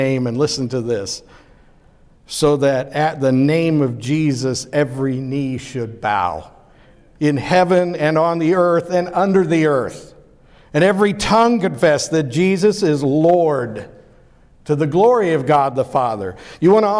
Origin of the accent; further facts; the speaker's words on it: Pittsburgh, Pennsylvania, United States; I grew up in Pittsburgh, Pennsylvania.